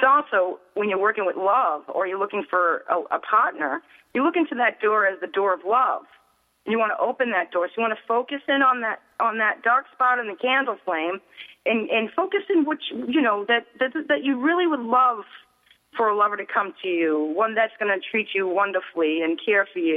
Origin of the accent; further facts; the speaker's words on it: Boston, Massachusetts, United States; I'm from Boston